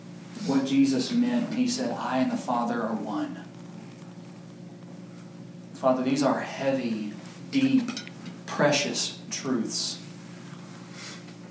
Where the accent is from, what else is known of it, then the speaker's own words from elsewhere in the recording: Kentucky, United States; I'm from Kentucky